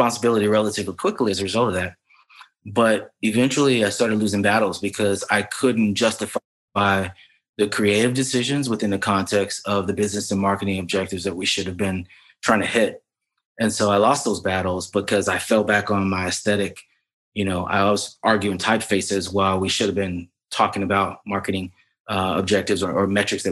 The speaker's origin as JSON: {"language": "English", "town": "Lexington", "region": "South Carolina", "country": "United States", "tie": "born or raised there", "also_born_or_lived": "Hampton, Virginia", "moved": "as an adult", "lives_now": "Brooklyn, United States", "said": "I was born and raised in Lexington, South Carolina, a very small town right outside of Columbia, South Carolina"}